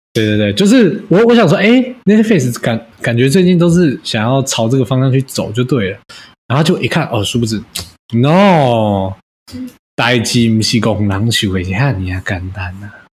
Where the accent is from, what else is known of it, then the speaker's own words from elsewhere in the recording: Taiwan; 我们台湾人